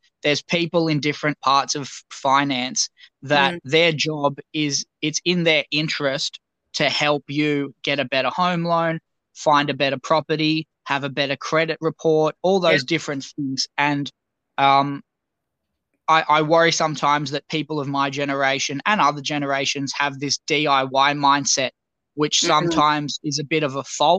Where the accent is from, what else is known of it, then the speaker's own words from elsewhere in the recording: Australia; accent: Australian; I didn't realize how strong my Australian accent was.